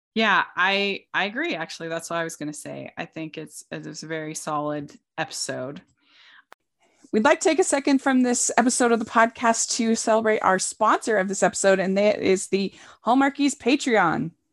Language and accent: English; East Coast, United States; I grew up on the East Coast